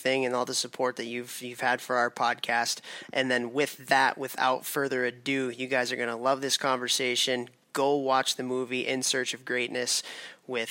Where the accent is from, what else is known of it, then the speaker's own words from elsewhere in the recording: Chicago, Illinois, United States; Chicago, which is where I'm from